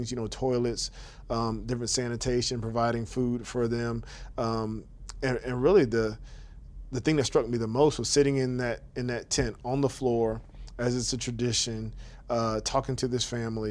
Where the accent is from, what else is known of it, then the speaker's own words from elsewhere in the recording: United States; We're from the United States